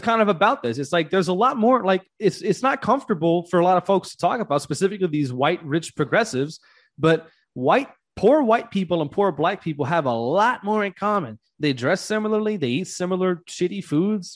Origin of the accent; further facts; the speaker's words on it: Louisiana, United States; now in Georgia, United States; I'm from the South, too. I'm from Louisiana